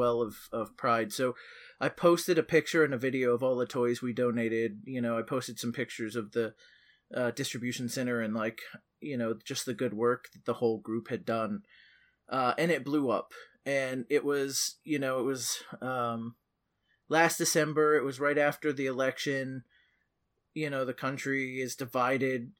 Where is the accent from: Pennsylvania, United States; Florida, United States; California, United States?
Florida, United States; Merritt Island; Merritt Island is my hometown. It's been my hometown my whole life.